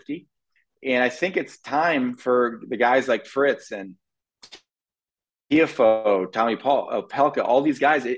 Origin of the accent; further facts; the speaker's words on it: California, United States; moved away as an adult; now in Florida, United States; We grew up in California, you know, we're West Coast boys, but I've been living in Florida for now 12 years